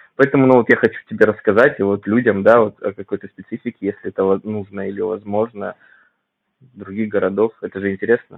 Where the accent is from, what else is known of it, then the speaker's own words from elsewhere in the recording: Vladivostok, Primorsky Krai, Russia; moved away as an adult; now in Moscow Oblast, Russia; я родом из Владивостока